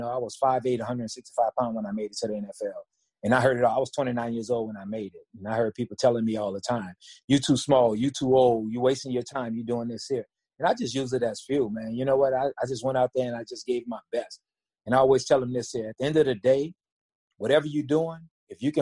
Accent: New Orleans, Louisiana, United States; I'm from New Orleans

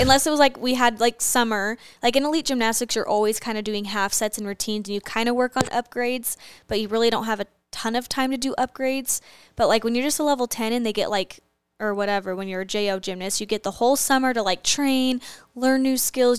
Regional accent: Arizona, United States; growing up in Arizona

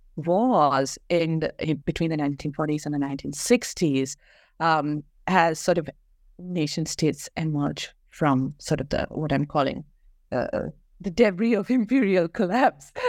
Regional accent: Kerala, India; moved away as an adult; also born or lived in Bangalore; I grew up in Kerala, um, went to school there, um, and moved, um, to Bangalore

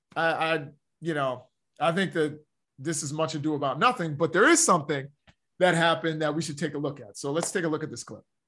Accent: Baltimore, Maryland, United States; I'm from the Baltimore area

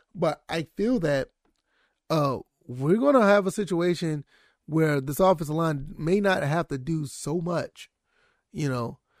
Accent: Savannah, Georgia, United States; I am from Savannah, Georgia.

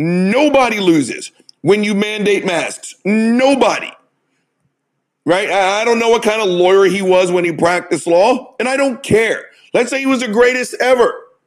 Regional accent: United States; I'm an American, right?

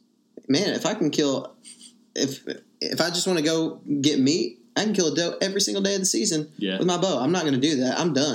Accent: Texas, United States; Cause I grew up in Texas, which is still the South.

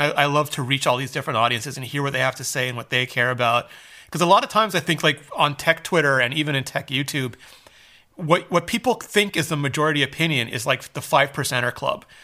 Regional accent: Canada; I'm Canadian

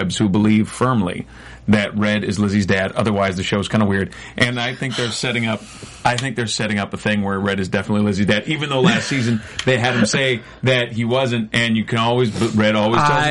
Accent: United States; we live in America.

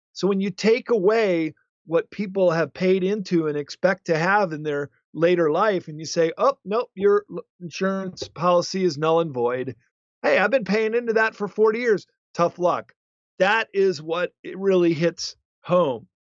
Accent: United States; also born or lived in Japan; white Americans like I was as an English teacher over there

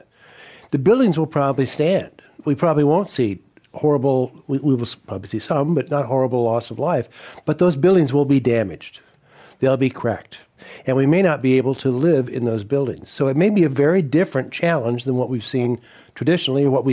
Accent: Colorado, United States; now in California, United States; I'm from Colorado

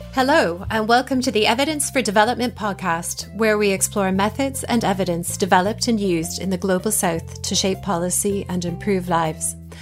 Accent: Toronto, Ontario, Canada; moved away as an adult; also born or lived in France / Japan / Burkina Faso / Rwanda; now in England; I grew up in Toronto, Canada, a large multicultural city but have lived in England for about 20 years

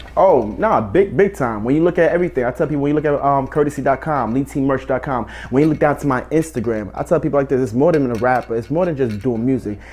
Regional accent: Elizabeth, New Jersey, United States; From Elizabeth, New Jersey.

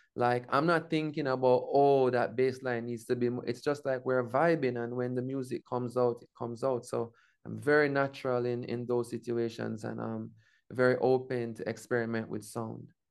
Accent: Jamaica; my indigenous zone of being Jamaican

